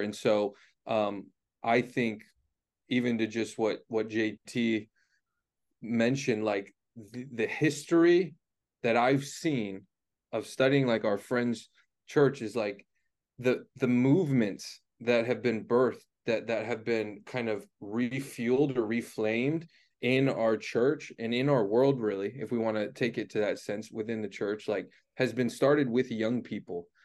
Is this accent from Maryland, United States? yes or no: no; Cleveland, Ohio, United States; I grew up in Cleveland, Ohio